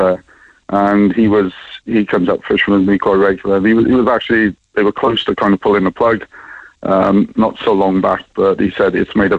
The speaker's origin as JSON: {"language": "English", "town": "Cardiff", "region": "Wales", "country": "United Kingdom", "moved": "yes", "lives_now": "Ireland", "said": "I'm from Cardiff originally"}